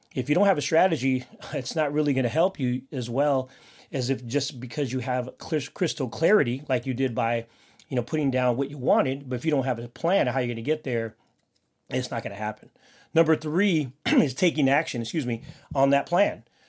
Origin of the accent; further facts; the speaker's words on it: Philippines; I'm Filipino, and I have a big family